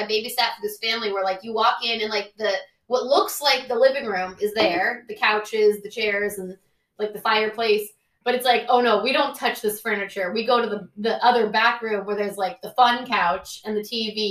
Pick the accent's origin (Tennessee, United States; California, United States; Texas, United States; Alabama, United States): California, United States; Oakland; I grew up in Oakland